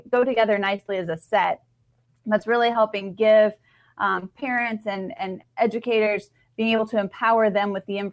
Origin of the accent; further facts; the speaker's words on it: Iowa, United States; now in Texas, United States; I grew up in Iowa. I live in Texas now, but I grew up in Iowa